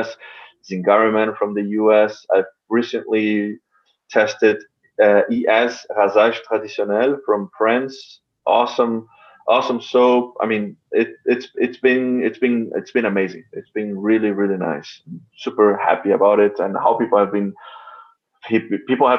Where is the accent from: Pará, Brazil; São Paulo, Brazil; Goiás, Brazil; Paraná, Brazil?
São Paulo, Brazil; moved away; São Paulo, my hometown